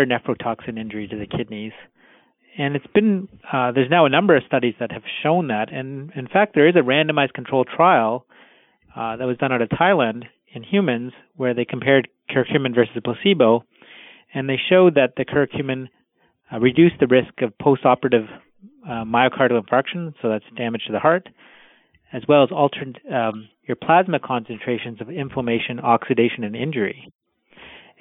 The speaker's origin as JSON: {"language": "English", "country": "Canada", "tie": "born or raised there", "said": "I was born in Canada, but my parents are of Indian background"}